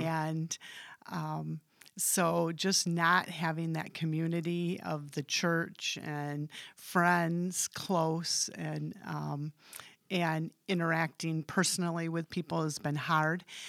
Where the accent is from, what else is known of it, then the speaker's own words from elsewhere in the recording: Hamilton, Michigan, United States; I grew up in Hamilton, um, went to Holland Christian